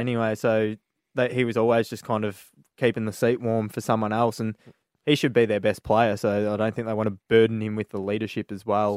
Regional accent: Australia; being an Aussie cricket fan

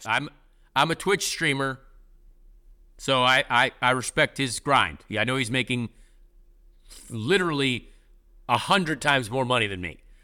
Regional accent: Indianapolis, Indiana, United States; This is my hometown. I love the Pacers. I'm an IndyCar driver. Indy five hundred, biggest event in the world here in Indianapolis

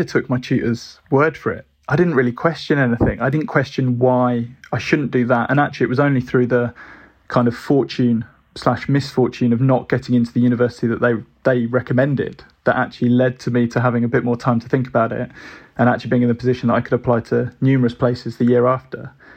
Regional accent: Birmingham, West Midlands, United Kingdom; moved away as an adult; also born or lived in Brighton; growing up in Birmingham

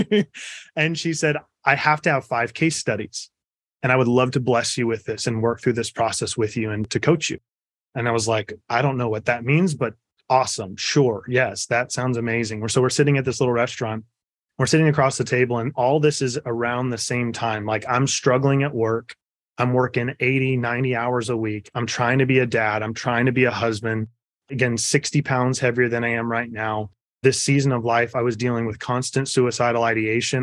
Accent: just outside of Topeka, Kansas, United States; I was born in Kansas, just outside of Topeka

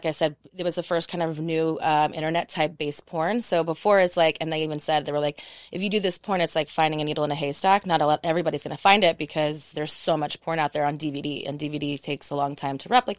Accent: Texas, United States; also born or lived in Panama; now in Los Angeles, United States; So I'm a military brat. I was born in Panama and then I've been in Texas from 3 to 21. And then when I turned 21, I went

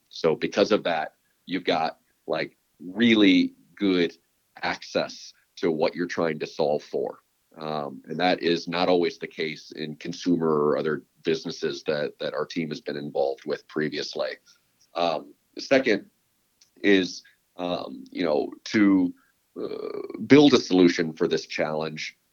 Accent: Chicago, Illinois, United States; moved away as an adult; also born or lived in Texas / San Francisco Bay Area; now in San Francisco, United States; I was born and raised in Chicago

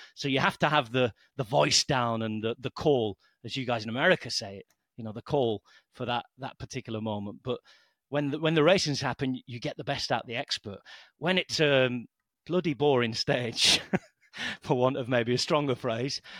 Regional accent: the north of England, United Kingdom; moved away as an adult; also born or lived in Lancashire / France; now in Balearic Islands, Spain; my English is pretty weak since I'm from Northern England

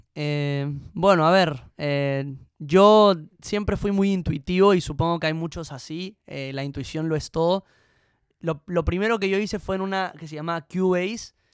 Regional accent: Peru; cuando me preguntan de dónde soy, digo que soy peruano

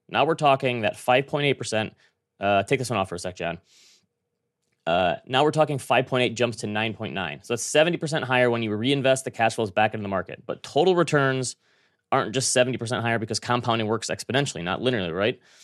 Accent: Traverse City, Michigan, United States; moved away; That's my hometown

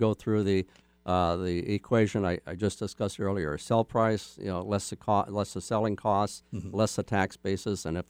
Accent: Moorhead, Minnesota, United States; I grew up in Moorhead, Minnesota, across the river from Fargo, North Dakota.

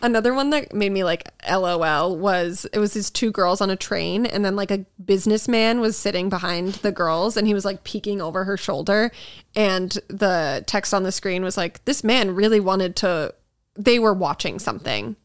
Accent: Massachusetts, United States; I grew up in Massachusetts

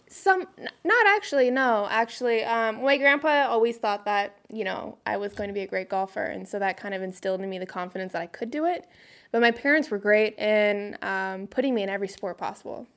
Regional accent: Phoenix, Arizona, United States; moved away as an adult; also born or lived in North Carolina; I grew up in Phoenix, Arizona.

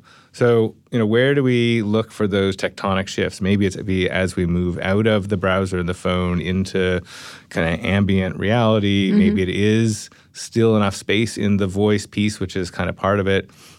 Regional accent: Canada; Yeah, I mean, I'm Canadian, right?

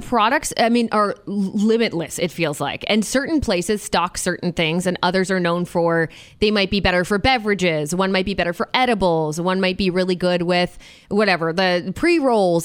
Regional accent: Canada; my country of Canada

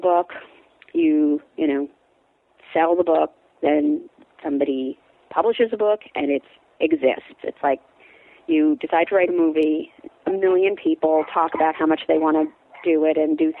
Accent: New York, United States; I grew up in like an hour north of the city.

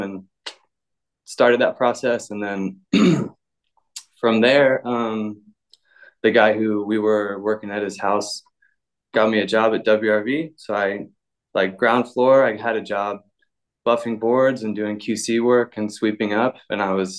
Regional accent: Virginia Beach, Virginia, United States; moved away as an adult; also born or lived in Outer Banks, North Carolina / Portugal; I'm originally from like Virginia Beach outside there. My dad was in the military and he settled down there

